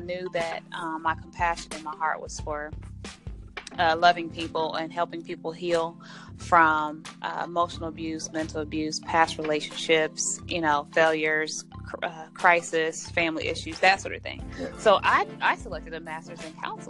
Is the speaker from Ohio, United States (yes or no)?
yes; Columbus, Ohio, United States; also born or lived in Washington, D.C.; I'm a native of Columbus, Ohio